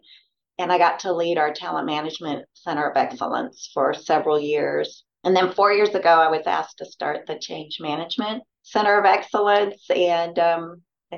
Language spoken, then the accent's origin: English; Washington, United States; also born or lived in Oregon / Gillette, Wyoming; now in Texas, United States; I was born in Oregon and grew up in Washington.